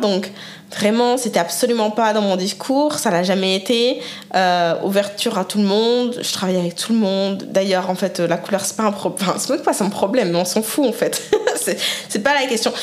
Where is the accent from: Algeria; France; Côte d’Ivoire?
France; moved away as an adult; also born or lived in Canada / Mexico; now in United States; J'ai quand même grandi, été éduquée, hein, euh, élevée euh, en France